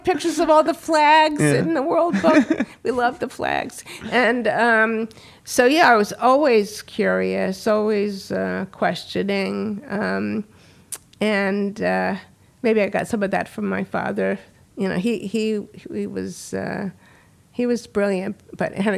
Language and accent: English; Washington, District of Columbia, United States; moved away; also born or lived in Silver Spring, Maryland; Born in Washington, D.C., a native